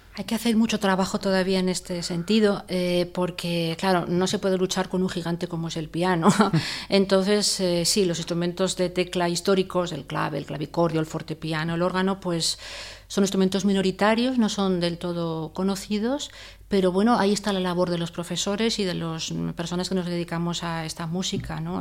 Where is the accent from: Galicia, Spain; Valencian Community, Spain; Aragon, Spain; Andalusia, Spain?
Aragon, Spain; Zaragoza; moved away; also born or lived in Salamanca / El Escorial; mi ciudad natal y donde vive mi familia es Zaragoza